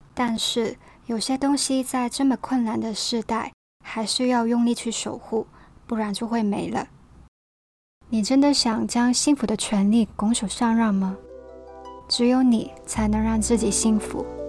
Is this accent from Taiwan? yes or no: no; Hong Kong; accent: Hong Kong-accented Mandarin; Chinese is a second language; 身为一个在香港长大的普通女生， 对，我是香港来的，所以请多多见谅我的港普口音